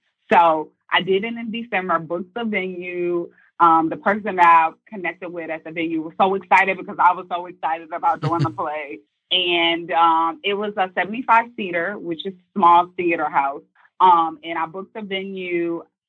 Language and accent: English; Midwest, United States; I'm from the Midwest. So I was new to the city, and I wasn't expecting all of these different personalities.